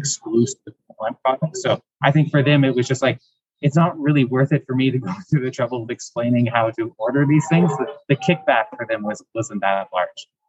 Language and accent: English; Canada; moved away as an adult; now in Taiwan; I'm actually originally from Canada